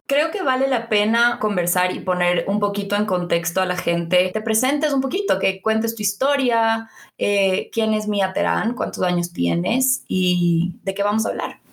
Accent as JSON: {"language": "Spanish", "town": "Quito", "region": "Pichincha", "country": "Ecuador", "tie": "born or raised there", "said": "nosotras somos de Quito, obviamente, y, hemos crecido aquí"}